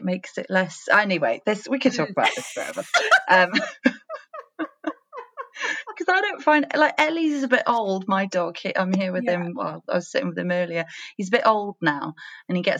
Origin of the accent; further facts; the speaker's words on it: Wales, United Kingdom; moved away; I'm Welsh